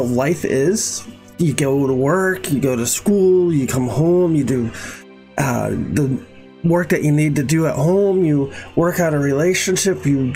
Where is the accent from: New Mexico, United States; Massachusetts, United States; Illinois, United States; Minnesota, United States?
Massachusetts, United States; Boston area; I grew up in the Boston area, 12 miles from Boston.